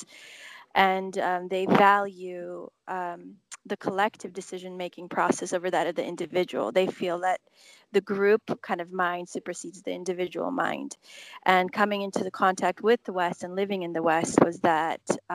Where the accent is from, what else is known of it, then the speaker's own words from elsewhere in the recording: Canada; also born or lived in Czechoslovakia / Austria / Florida, United States / Illinois, United States; I was raised, educated, socialized in Canada